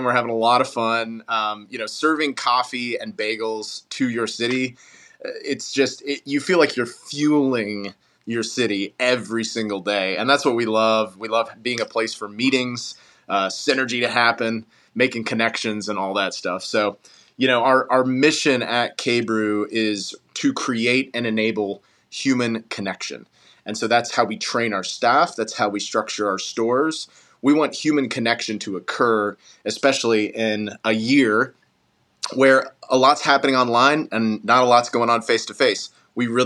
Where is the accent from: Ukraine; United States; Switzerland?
United States; Knoxville, Tennessee; also born or lived in Asheville, North Carolina; I was born in Asheville, North Carolina, but Knoxville, Tennessee is home. Moved here when I was 5 years old